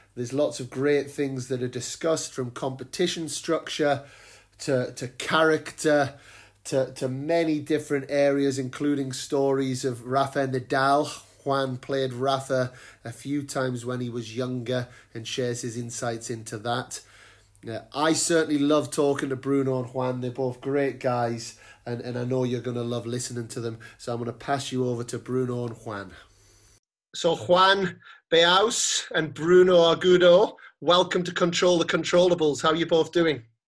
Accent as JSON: {"language": "English", "country": "United Kingdom", "moved": "as an adult", "lives_now": "Spain", "said": "being a British person who has lived in Spain for ten years"}